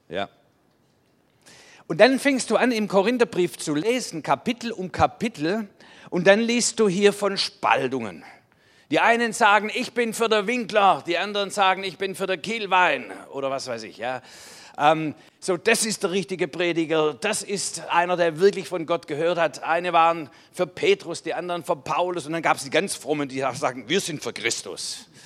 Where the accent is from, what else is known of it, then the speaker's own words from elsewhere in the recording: Baden-Württemberg, Germany; Und dann so eine Lebensführung, dass man sagt, das graust einem als Schwabe.